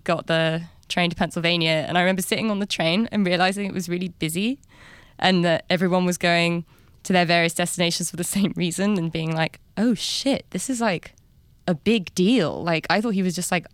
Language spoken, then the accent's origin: English; London, United Kingdom; moved away as an adult; also born or lived in New York; I'm from London